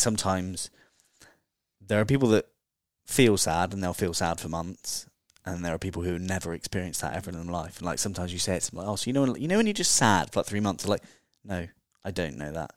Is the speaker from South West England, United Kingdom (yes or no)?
yes; Dorset, South West England, United Kingdom; moved away as an adult; also born or lived in Bali / Australia; now in London, United Kingdom; I'm from Dorset